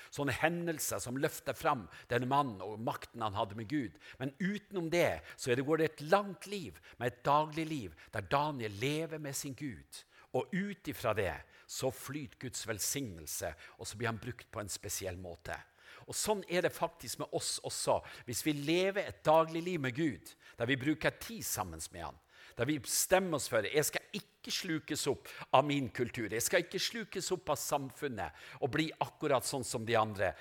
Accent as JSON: {"language": "Norwegian", "country": "Norway", "moved": "yes", "said": "Seløya, til øya der jeg kommer fra, Pelgrimskysten"}